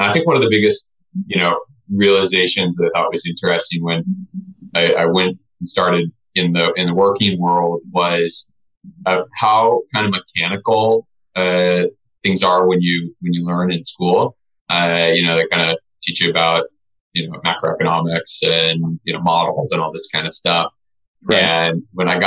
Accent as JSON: {"language": "English", "town": "Nevada City", "region": "California", "country": "United States", "tie": "born or raised there", "said": "I grew up in Northern California in a small town that most people have never heard of called Nevada City."}